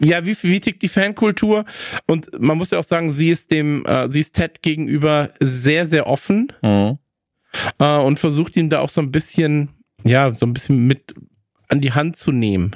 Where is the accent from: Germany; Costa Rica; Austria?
Germany; North Rhine-Westphalia; now in Bavaria, Germany; bei uns in Nordrhein-Westfalen